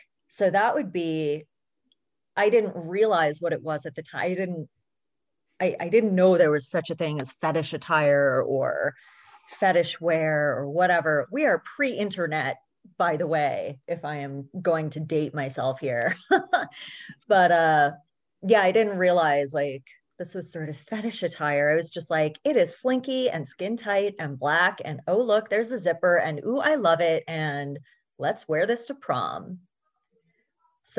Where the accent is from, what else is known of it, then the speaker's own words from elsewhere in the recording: Berkeley, California, United States; born and raised in Berkeley, California